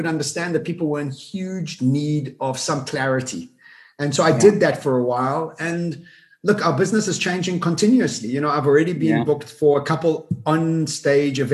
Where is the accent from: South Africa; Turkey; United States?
South Africa; also born or lived in Dubai; I was born in Africa. I'm born and bred here.